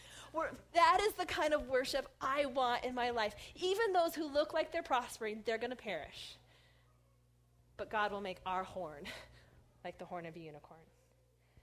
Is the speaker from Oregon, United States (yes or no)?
yes; Corvallis, Oregon, United States; My hometown has a parade. It's a very liberal parade. very liberal town. It's a Christmas parade only by name. Every year I call it the Corvallis Agenda